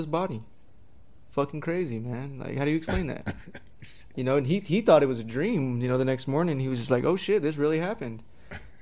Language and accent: English; Roswell, New Mexico, United States; now in Casper, United States; I'm from Roswell, New Mexico.